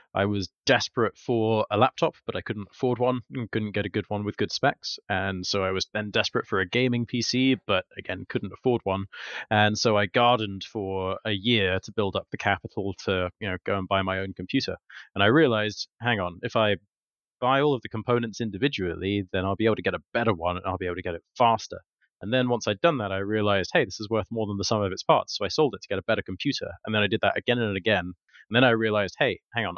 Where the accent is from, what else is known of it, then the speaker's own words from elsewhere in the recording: Kent, South East England, United Kingdom; moved away as an adult; also born or lived in Warwick; now in London, United Kingdom; From 6 to 18, I lived in the countryside in deepest, darkest Kent